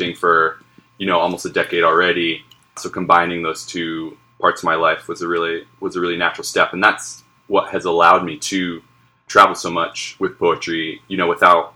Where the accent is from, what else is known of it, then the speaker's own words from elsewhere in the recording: Vermont, United States; now in New Orleans, United States; I'm based here in New Orleans and have been for about 5 years. I grew up in Vermont